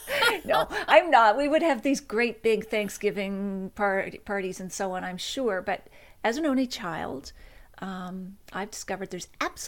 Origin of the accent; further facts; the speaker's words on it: Nova Scotia, Canada; also born or lived in Toronto; And officially, I was born in Toronto. And then we soon moved back to Nova Scotia, where all my relatives are from. And that would be a lot of small towns in Cape Breton